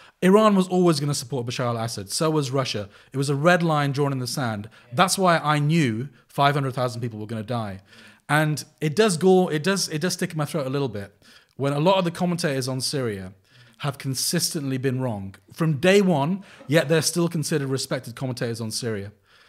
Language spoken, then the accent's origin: English; Sri Lanka; I don't know the South Asian world so well, despite the fact that I come from Sri Lanka and my wife's Pakistani.